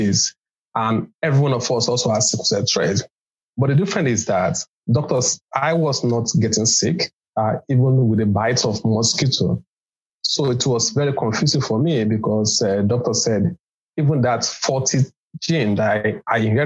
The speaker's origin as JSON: {"language": "English", "region": "Lagos", "country": "Nigeria", "tie": "born or raised there", "said": "I was born in Lagos in Nigeria"}